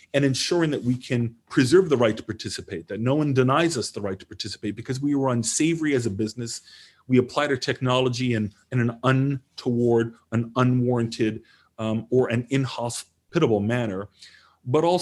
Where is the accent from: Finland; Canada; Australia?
Canada; moved away; I'm Canadian